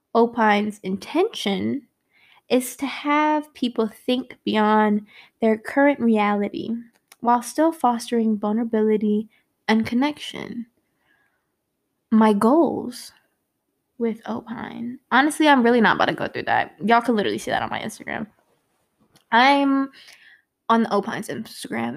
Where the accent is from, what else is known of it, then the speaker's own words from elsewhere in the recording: Virginia, United States; also born or lived in Brooklyn, New York / Richmond, Virginia; I was born in Brooklyn, New York, and moved to Virginia before I could even speak. So, I was not born out here, but definitely raised, and I am a head ass for Virginia, and seven five seven